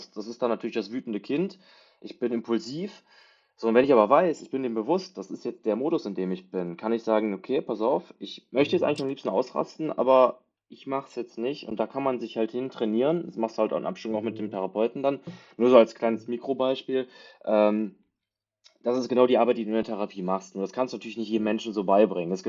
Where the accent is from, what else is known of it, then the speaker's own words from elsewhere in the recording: Germany; wir sind ja alle Deutsche